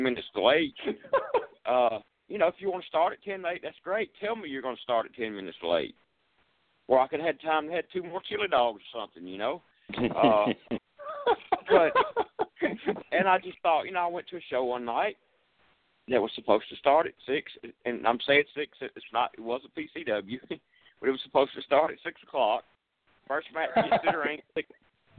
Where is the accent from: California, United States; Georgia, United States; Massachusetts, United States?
Georgia, United States; Monroe; my hometown, which has nothing to do in Monroe, Georgia